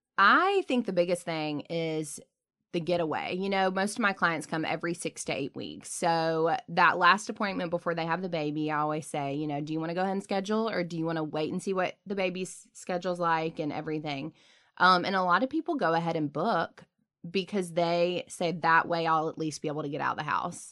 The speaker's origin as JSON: {"language": "English", "region": "the South", "country": "United States", "tie": "born or raised there", "said": "we grew up in the South."}